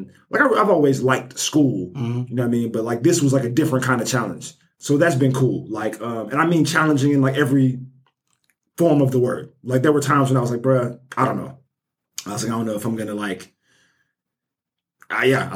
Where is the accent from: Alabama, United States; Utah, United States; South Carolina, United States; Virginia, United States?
Alabama, United States; Birmingham; I'm from Birmingham, born and raised Nigerian American